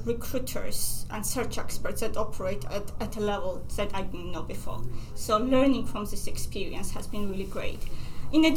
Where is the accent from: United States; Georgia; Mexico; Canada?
Georgia; moved away; I'm from Georgia, and for us, the family and extended family is a big part of our life